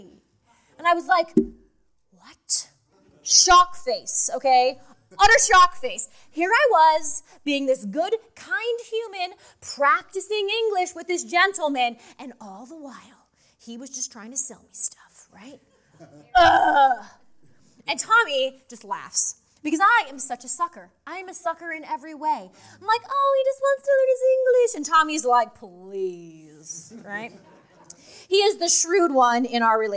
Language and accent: English; Idaho, United States; I'm from Idaho